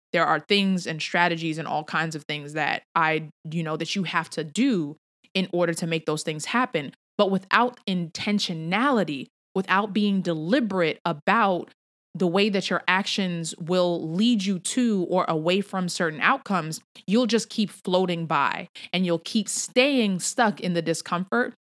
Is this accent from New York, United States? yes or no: yes; New York City, New York, United States; moved away; I'm a New Yorker at heart